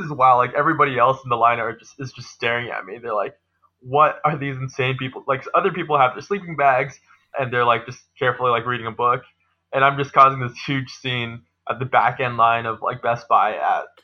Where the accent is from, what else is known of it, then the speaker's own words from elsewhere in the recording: Seattle, Washington, United States; For me, I'm from Seattle, so I graduated from the University of Washington, but I'm just a board game enthusiast.